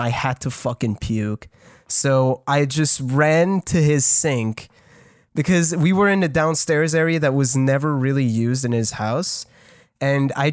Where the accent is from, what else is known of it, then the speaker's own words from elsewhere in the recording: Canada; I'm French. I'm Canadian